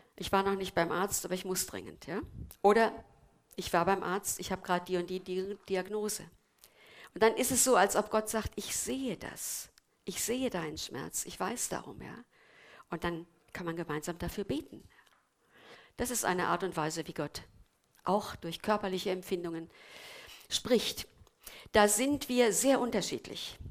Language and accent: German; Germany; wir als Deutsche